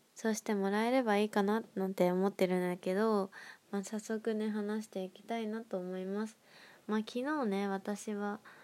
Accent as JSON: {"language": "Japanese", "town": "Nagoya", "region": "Aichi", "country": "Japan", "moved": "as an adult", "lives_now": "Tokyo, Japan"}